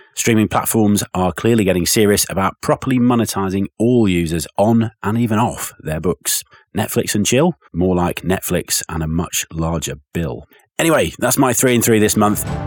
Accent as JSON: {"language": "English", "region": "England", "country": "United Kingdom", "said": "as an Englishman"}